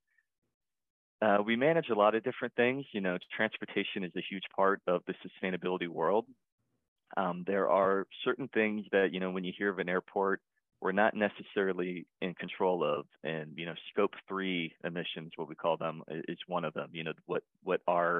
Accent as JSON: {"language": "English", "town": "St. Petersburg", "region": "Florida", "country": "United States", "tie": "born or raised there", "said": "I'm born and raised in St. Petersburg, Florida."}